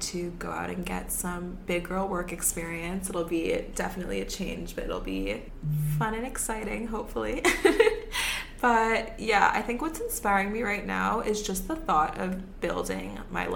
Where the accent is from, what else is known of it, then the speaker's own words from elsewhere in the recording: New York City, New York, United States; I grew up here. I grew up in the city on the Upper East Side